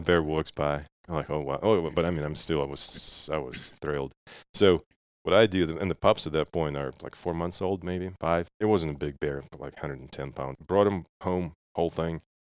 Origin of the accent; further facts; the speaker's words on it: Russia; now in United States; I was growing up in Russia, and, and my dad used to hunt